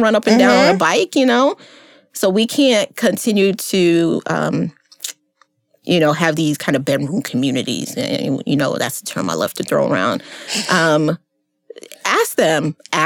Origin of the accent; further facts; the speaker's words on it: United States; As an American person. As an African-American person